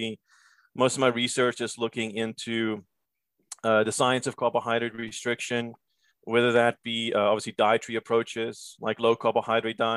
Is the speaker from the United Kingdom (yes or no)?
no; Cape Town, Western Cape, South Africa; moved away as an adult; also born or lived in Georgia / Pittsburgh; now in United States; I'm actually originally from Cape Town, South Africa. Came to the States in 2005 on a tennis scholarship.